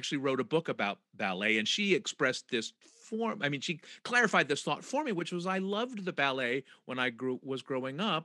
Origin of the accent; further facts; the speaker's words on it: San Francisco Bay Area, California, United States; I grew up in the San Francisco Bay Area